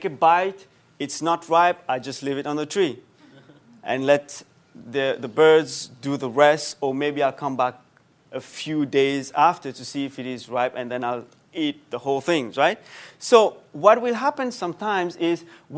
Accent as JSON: {"language": "English", "country": "Mauritius", "tie": "born or raised there", "moved": "yes", "said": "Back home, I come from Mauritius, small island, very nice."}